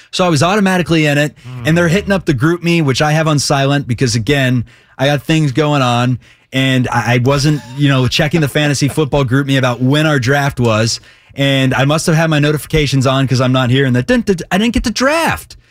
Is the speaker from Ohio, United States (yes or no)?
yes; Cincinnati, Ohio, United States; I am from Cincy